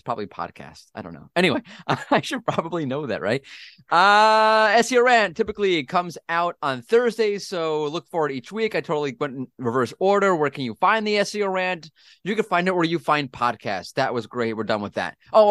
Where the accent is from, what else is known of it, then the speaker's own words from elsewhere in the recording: New York, United States; I'm from New York.